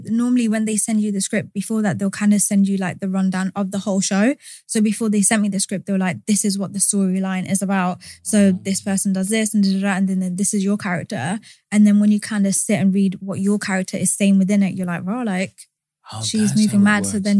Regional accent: Wales, United Kingdom; I'm just literally from around here, pretty much. I'm like 10 minutes from here.

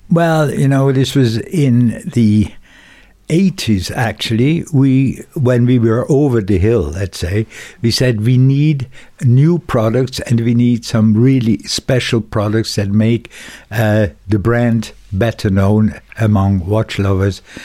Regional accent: Dübendorf, Zurich, Switzerland; also born or lived in Schaffhausen; I was born in Dubendorf, and I went partly to school there

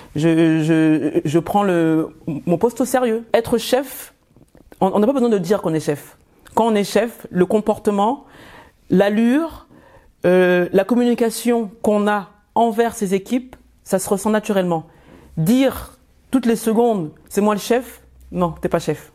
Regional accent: France; also born or lived in Yaoundé, Cameroon; Je suis arrivée en France à l'âge de 5 ans. Je suis repartie à l'âge de 12 et je suis revenue à l'âge de 16 ans en France.

